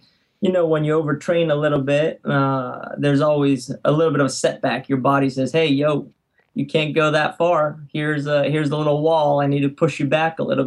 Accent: Alicante, Valencian Community, Spain; moved away as an adult; also born or lived in San Francisco, United States; now in United States; I grew up in Spain in a beautiful city by the water called Alicante.

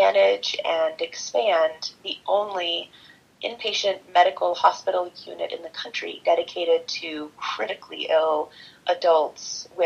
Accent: Northern California, United States; moved away as an adult; I grew up in Northern California and went back east to school.

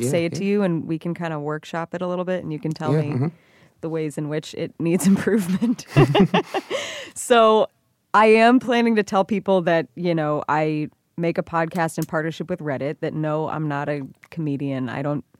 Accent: Cleveland, Ohio, United States; I'm from Cleveland

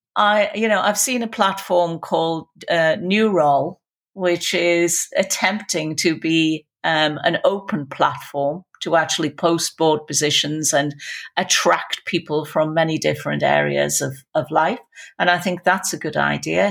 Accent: Newcastle upon Tyne, North East England, United Kingdom; accent: Geordie; with my Geordie accent

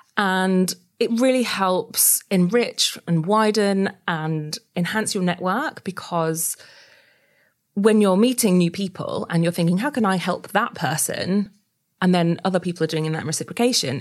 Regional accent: Yorkshire and the Humber, United Kingdom; moved away as an adult; also born or lived in New South Wales, Australia; I'm actually, uh, from Yorkshire

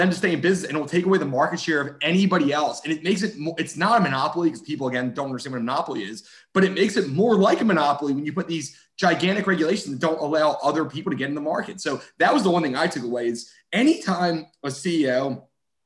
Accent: Philadelphia, Pennsylvania, United States; moved away; I'm from Philadelphia

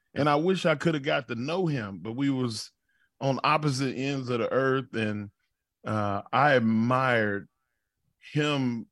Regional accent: United States; proud of being an American

